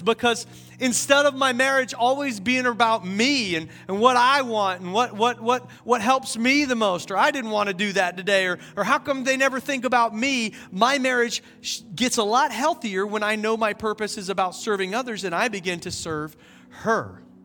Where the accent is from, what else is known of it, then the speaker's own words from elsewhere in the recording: South Carolina, United States; now in Asheville, United States; We learned it in high school when I was growing up in South Carolina.